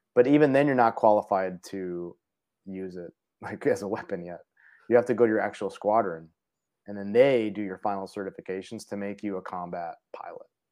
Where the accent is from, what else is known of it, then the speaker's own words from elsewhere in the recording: Parma, Ohio, United States; moved away as an adult; now in Minnesota, United States; I grew up in Cleveland, Ohio, uh, in Parma